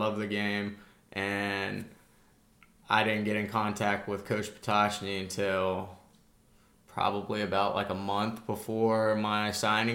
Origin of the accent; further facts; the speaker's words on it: Tampa, Florida, United States; I'm from Tampa, so being an hour and a half away from home